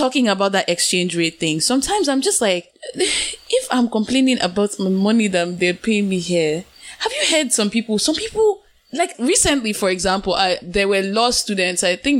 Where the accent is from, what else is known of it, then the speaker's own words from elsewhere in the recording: Nigeria; now in Canada; as a Nigerian in the diaspora